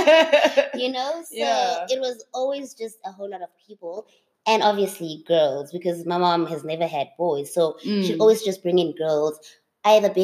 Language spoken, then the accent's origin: English; Bethlehem, Free State, South Africa; I grew up, I was born in the Free States in Bethlehem, and I grew up there, went to school there